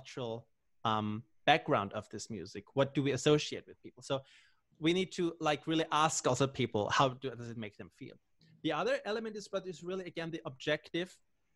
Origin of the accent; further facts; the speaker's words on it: Austria; I'm from Austria